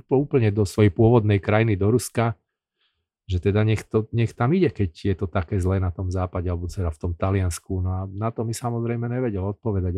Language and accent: Slovak; Bratislava, Bratislava Region, Slovakia; moved away as an adult; also born or lived in Rome, Italy / Edmonton, Canada / Vancouver, Canada; ja som chlapec z Bratislavy, z Poštovej ulice